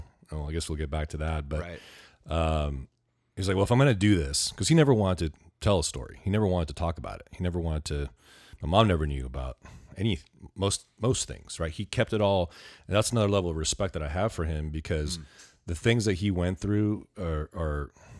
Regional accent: Ventura, California, United States; now in Camarillo, United States; I grew up Ventura in Ventura. County. I grew up in Ventura. I started third grade in Ventura, grew up there. I've been in Camarillo now for about 18 years

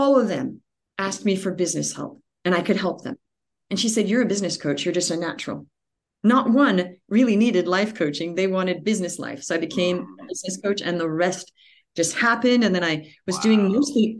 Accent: Australia; moved away; also born or lived in California, United States; I was born in California, but we moved to Australia when I was a child, and we grew up there

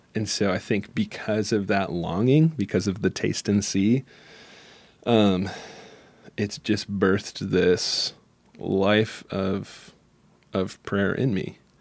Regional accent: Michigan, United States; I'm from Michigan, and where the little town I'm from is, um, has a lot of different worlds in it, but it still is, you know, twenty thousand people

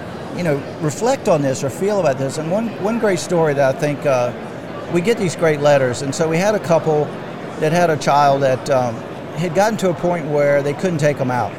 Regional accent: Virginia, United States; I'm from Virginia

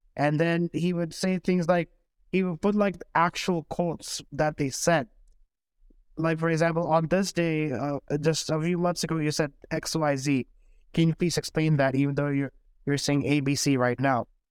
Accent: Saudi Arabia; now in Houston, United States; growing up in Saudi Arabia

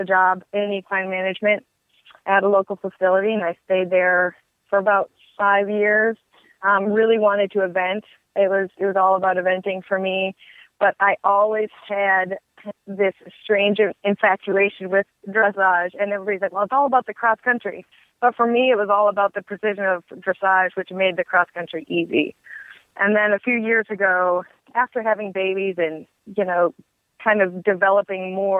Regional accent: Michigan, United States; moved away as an adult; also born or lived in West Virginia; now in Kentucky, United States; I'm originally from Michigan

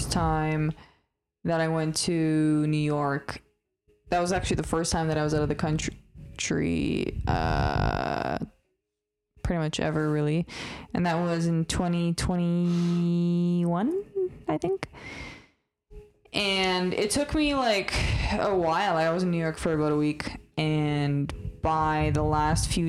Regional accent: Canada; English is a second language; I didn't speak any English, despite the fact that I was born in Canada and like never went anywhere

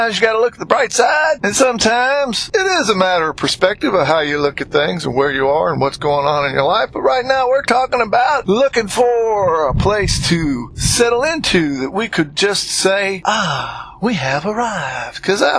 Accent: New England, United States; I certainly got used to that slow and easy talk because I'm from New England and was born and raised up there

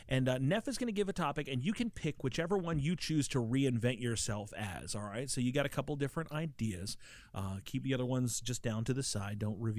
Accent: England, United Kingdom; I'm from England.

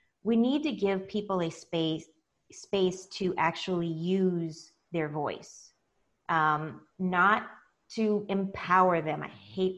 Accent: United States; I'm African American

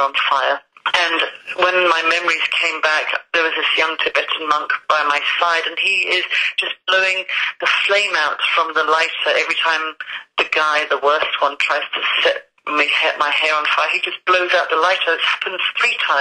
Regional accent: London, United Kingdom; now in Scotland, United Kingdom; I am a Londoner who loves the sunshine. I don't know why I live in Scotland

